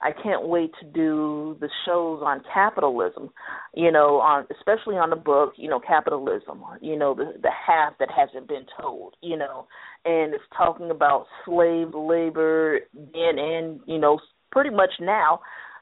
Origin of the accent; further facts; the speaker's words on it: United States; I'm an American